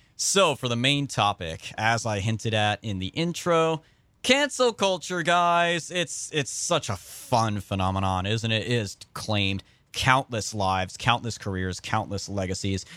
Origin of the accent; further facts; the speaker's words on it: Central California, United States; I'm from Central California